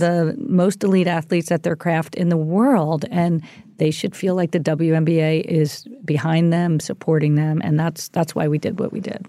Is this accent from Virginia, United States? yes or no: no; Philadelphia, Pennsylvania, United States; we grew up in the Philadelphia area